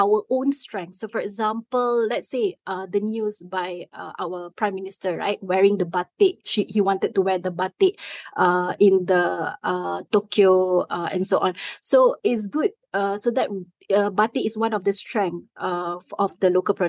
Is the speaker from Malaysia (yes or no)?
yes; Malaysia; as a Malaysian